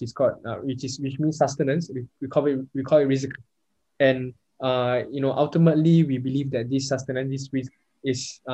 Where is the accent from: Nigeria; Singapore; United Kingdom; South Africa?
Singapore; also born or lived in Perth, Australia; as Singaporean Muslims